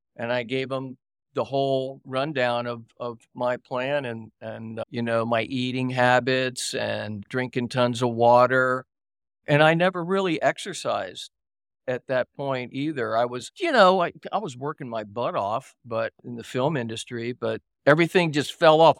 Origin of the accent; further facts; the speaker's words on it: Miami, Florida, United States; moved away; also born or lived in Virginia / Los Angeles; I grew up in Florida, I grew up in Miami, and was living in Virginia, had gone to high school there